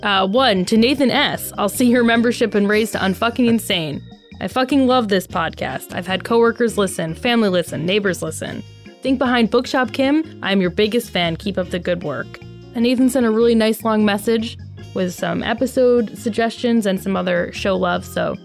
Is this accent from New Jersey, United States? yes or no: no; Vermont, United States; I am from Vermont, and saw them live at a UVM dorm in the 80s.